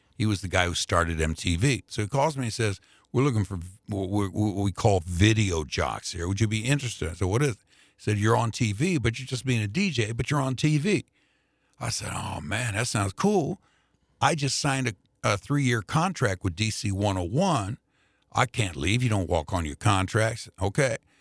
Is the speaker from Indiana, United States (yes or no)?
yes; Indianapolis, Indiana, United States; moved away as an adult; now in St. Louis, United States; I grew up on the Black side of Indianapolis